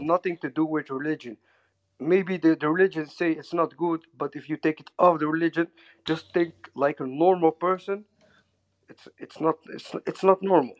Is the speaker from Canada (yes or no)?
no; Netherlands; English is a second language; I'm from Holland, so my English is not very well